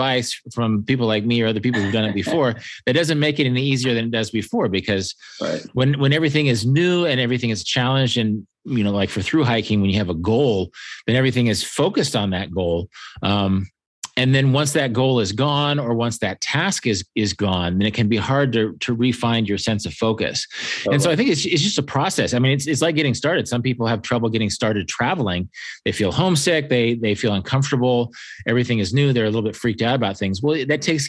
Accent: Kansas, United States; I'm from Kansas

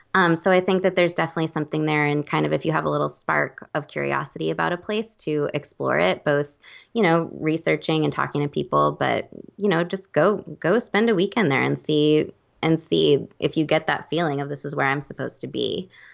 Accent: Oregon, United States; moved away; I'm from Oregon

